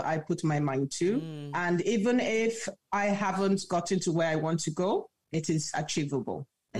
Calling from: Lagos, Nigeria; Lagos, Nigeria.

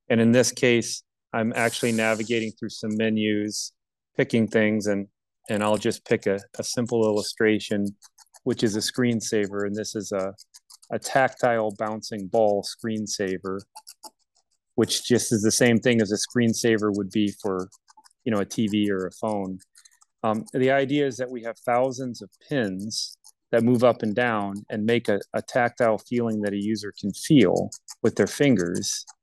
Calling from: Lafayette, Indiana, United States; I'm coming today from Lafayette, Indiana, at our corporate headquarters and factory uh, near Purdue University.

